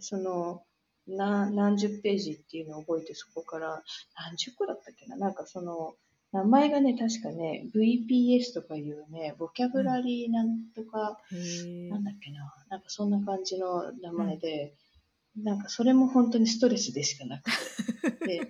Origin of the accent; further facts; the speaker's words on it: Tokyo, Japan; moved away as an adult; now in San Francisco, United States; 生まれも育ちも東京でずっと